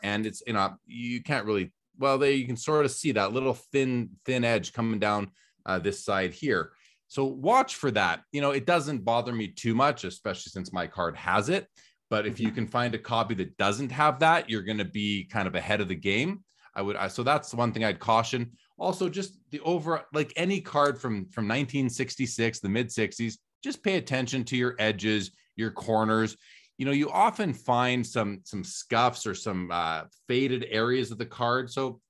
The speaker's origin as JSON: {"language": "English", "town": "Winnipeg", "region": "Manitoba", "country": "Canada", "tie": "born or raised there", "said": "I'm talking in my mid-teens, growing up in Winnipeg in Canada, going into the LCS."}